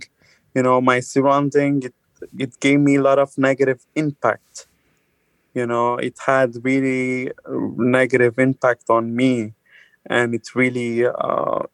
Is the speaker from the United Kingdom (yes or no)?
no; Lebanon; moved away as an adult; now in Canada; I'm born and raised in Lebanon, but I'm originally Armenian.